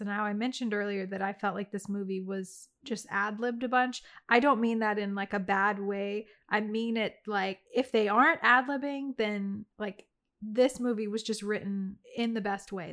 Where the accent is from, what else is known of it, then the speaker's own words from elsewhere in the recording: Louisiana, United States; moved away; also born or lived in the Carolinas; my hometown of, like, Louisiana